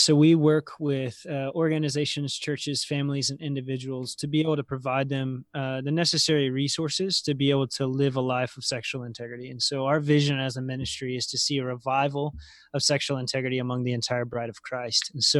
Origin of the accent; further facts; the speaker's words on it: Roanoke, Virginia, United States; I was living in Lynchburg and working all over. So I'm from Roanoke, Virginia originally.